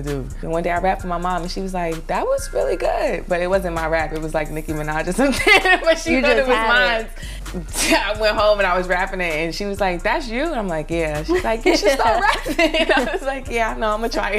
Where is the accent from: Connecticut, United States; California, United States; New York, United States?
New York, United States; New York City; also born or lived in North Carolina; I'm from Brooklyn, East New York, Cypress Hills Projects. I've been in Brooklyn all my life